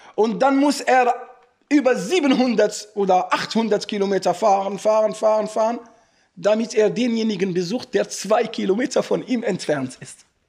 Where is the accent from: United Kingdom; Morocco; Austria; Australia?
Morocco; now in Germany; bei uns in Marokko im Osten